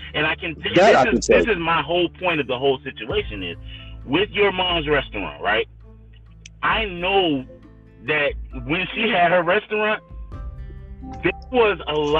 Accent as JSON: {"language": "English", "region": "the South", "country": "United States", "said": "I'm from the South"}